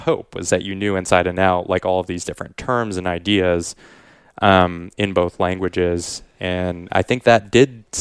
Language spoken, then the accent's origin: English; Quebec, Canada; I was growing up in Quebec